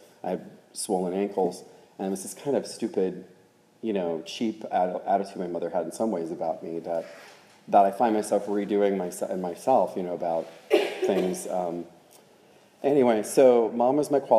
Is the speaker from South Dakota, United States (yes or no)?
no; Oklahoma, United States; I grew up in Oklahoma